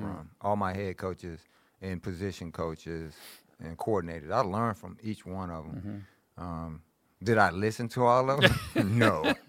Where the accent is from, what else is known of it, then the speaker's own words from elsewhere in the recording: Greenville, United States; born there; I was born in Greenville. My family's from Greenville.